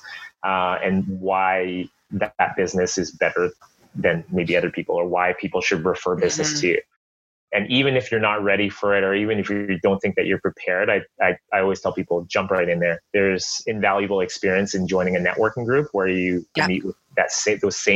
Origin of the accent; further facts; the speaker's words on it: Burnaby, British Columbia, Canada; Born and raised in Burnaby